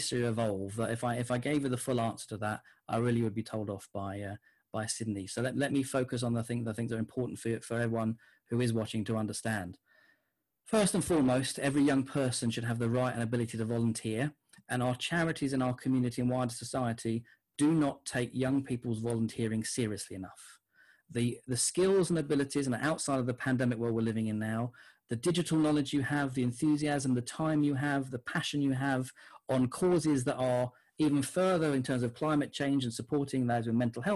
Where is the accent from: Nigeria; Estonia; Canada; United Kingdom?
United Kingdom; Gants Hill, London; And when I grew up in Gants Hill, my next door neighbours was a Muslim family